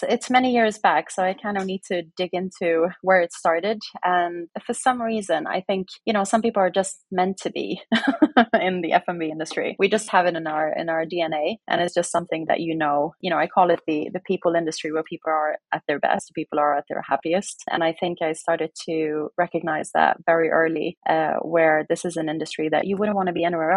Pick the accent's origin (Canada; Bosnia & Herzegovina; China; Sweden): Sweden; West Coast of Sweden; moved away as an adult; also born or lived in Norway; it was in a city in Sweden where I grew up on the West Coast.